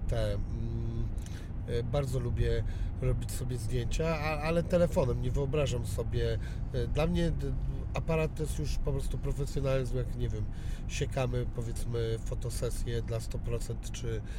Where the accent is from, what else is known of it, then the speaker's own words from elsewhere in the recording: Ciechanów, Masovian Voivodeship, Poland; Ja jestem z Ciechanowa